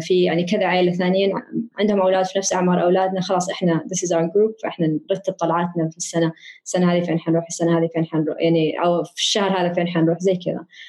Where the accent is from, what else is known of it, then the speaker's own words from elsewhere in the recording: Riyadh, Riyadh Province, Saudi Arabia; أنا كبرت في الرياض